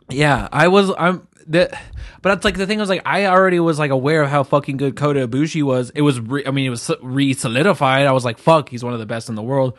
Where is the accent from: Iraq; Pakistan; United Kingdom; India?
United Kingdom; England; I'm the English one. I'm English